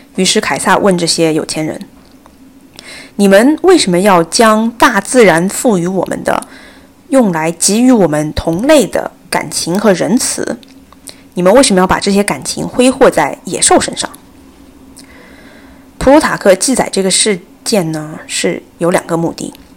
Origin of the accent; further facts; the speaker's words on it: China; 作为中国人，我们生活在二十一世纪